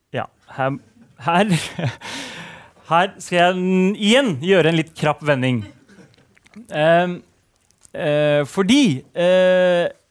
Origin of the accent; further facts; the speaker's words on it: Nesodden, Akershus, Norway; Jeg har vokst opp på Nesodden